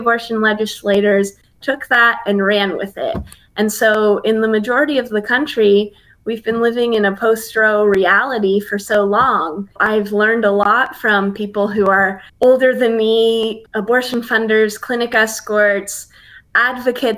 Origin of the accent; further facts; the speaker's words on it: Bay Area, California, United States; moved away as an adult; also born or lived in Tuscaloosa, Alabama; I grew up in the Bay Area of California, which is a liberal bubble